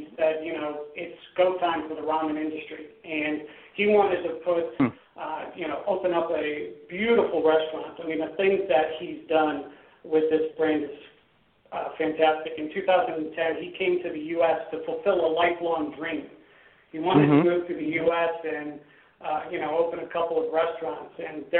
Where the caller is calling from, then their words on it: Los Angeles, California, United States; We're calling from Los Angeles, California.